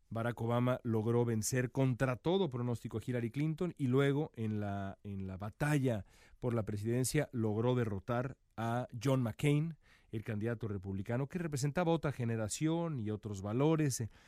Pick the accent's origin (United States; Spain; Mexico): Mexico; como periodista mexicano acá